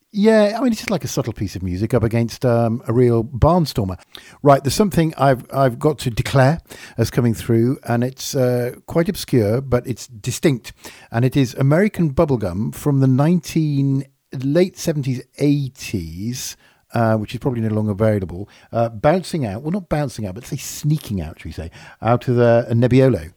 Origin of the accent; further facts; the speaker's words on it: Yorkshire and the Humber, United Kingdom; I am from Yorkshire